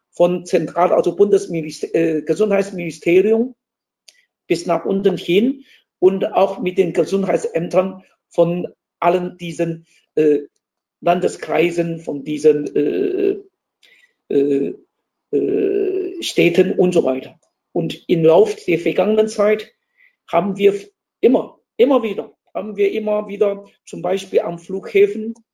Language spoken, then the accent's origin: German; Taiwan; accent: Taiwanese; German is a second language; aber an meinem Akzent, an meiner Aussprache würde mich erkennen als Taiwaner und ich ihn auch. Und würde ich meinen Dialekt, Taiwan-Dialekt sprechen, wir haben auch noch Hakka-Dialekt, Taiwan-Dialekt, würde ich meinen Taiwan-Dialekt sprechen